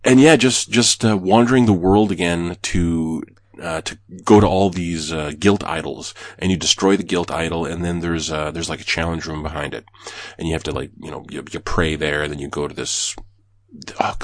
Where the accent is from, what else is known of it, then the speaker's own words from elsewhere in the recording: Canada; I'm Canadian.